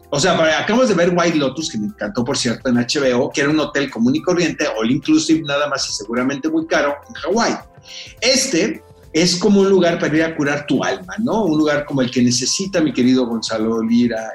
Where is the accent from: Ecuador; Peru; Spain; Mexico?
Mexico; como mexicanos